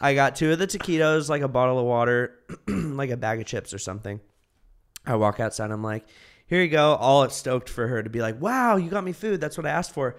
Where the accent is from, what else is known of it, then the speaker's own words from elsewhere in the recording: Martinez, California, United States; now in Los Angeles, United States; I'm from the Bay